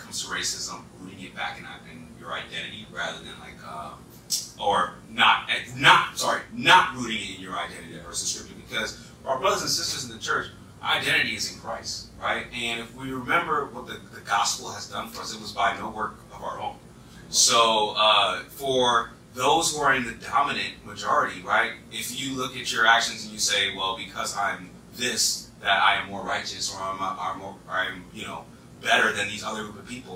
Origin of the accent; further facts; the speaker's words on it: East Coast, United States; accent: East Coast; That's my East Coast accent